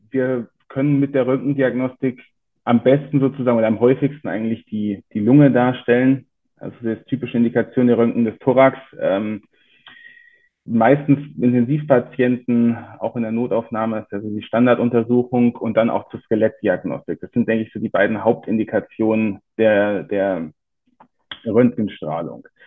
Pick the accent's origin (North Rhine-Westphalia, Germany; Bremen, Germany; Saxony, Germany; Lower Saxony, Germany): North Rhine-Westphalia, Germany; Bonn; also born or lived in Frankfurt; now in Cologne, Germany; Ursprünglich gebürtig komme ich aus Bonn, bin dann fürs Studium und die Facharztausbildung zumindest die ersten drei Jahre nach Frankfurt gegangen.